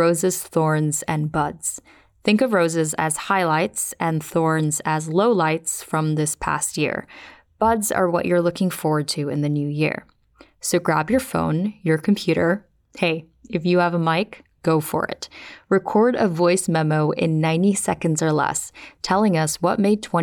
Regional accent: Philippines; now in United States; In my home country of the Philippines

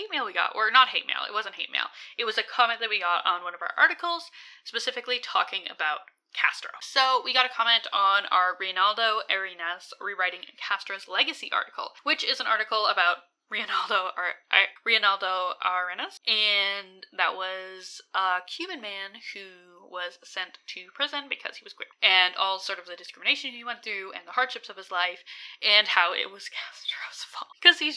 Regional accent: Alberta, Canada; I'm from Alberta

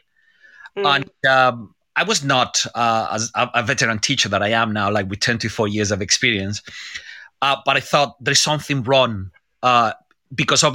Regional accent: Seville, Andalusia, Spain; English is a second language; moved away as an adult; now in London, United Kingdom; I'm from Seville. I'm from Spain.

